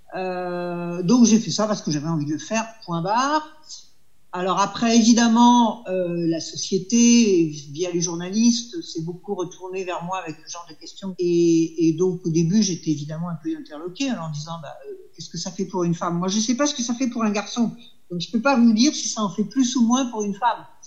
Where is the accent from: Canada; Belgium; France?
France